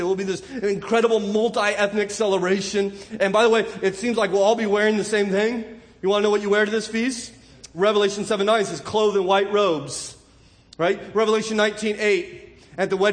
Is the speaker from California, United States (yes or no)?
yes; California, United States; I'm from California